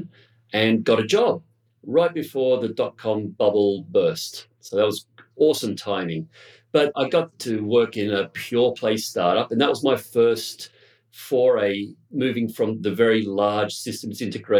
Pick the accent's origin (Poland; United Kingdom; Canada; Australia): Australia; also born or lived in Bogota, Colombia; I'm from Australia originally